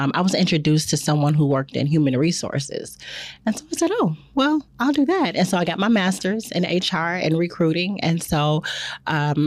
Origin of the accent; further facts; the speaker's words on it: Chicago, Illinois, United States; also born or lived in Jackson, Mississippi; now in Houston, United States; I'm from Chicago